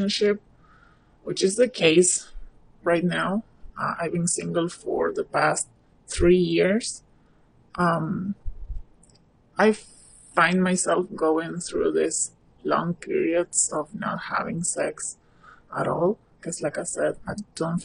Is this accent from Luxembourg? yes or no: no; Argentina; I'm from Argentina.